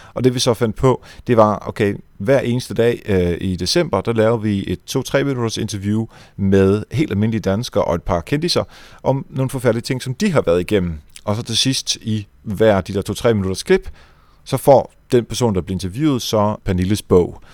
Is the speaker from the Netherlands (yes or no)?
yes; Netherlands; now in Denmark; jeg er jo fra Holland, så jeg lyttede meget til hollandsk radio